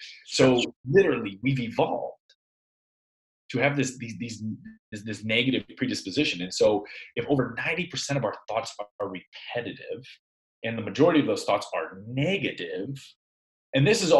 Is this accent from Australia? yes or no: no; Iowa, United States; I'm from Iowa.